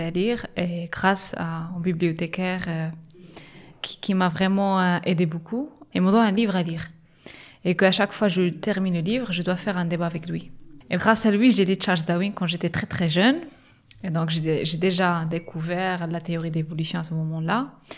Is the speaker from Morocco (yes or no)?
yes; Agadir, Souss-Massa, Morocco; je suis euh, marocaine. J'ai grandi à Agadir. C'est dans le sud du Maroc